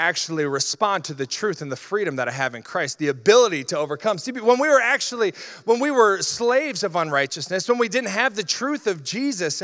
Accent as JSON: {"language": "English", "region": "Iowa", "country": "United States", "tie": "born or raised there", "said": "I grew up in Iowa"}